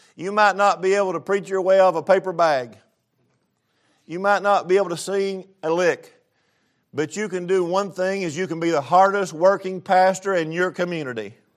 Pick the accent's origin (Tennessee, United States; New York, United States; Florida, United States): Tennessee, United States; East; moved away; I grew up pretty rough in East Tennessee